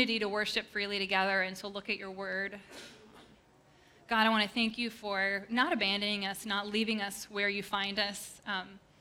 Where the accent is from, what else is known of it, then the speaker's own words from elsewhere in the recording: Upper Peninsula of Michigan, United States; We grew up in the Upper Peninsula of Michigan and a town of, I think, 400 people